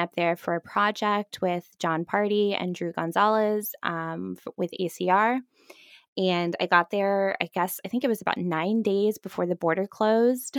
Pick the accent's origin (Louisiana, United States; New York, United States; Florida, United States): Florida, United States; Fort Myers; moved away; also born or lived in Vancouver, Canada / Toronto, Canada; I grew up in Fort Myers, Florida, uh, which is, for those of you who haven't been to that part of Florida, it is the South.